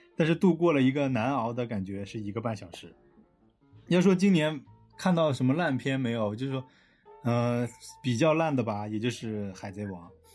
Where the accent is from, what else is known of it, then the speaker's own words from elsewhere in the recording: China; now in Shenzhen, China; 我们中国人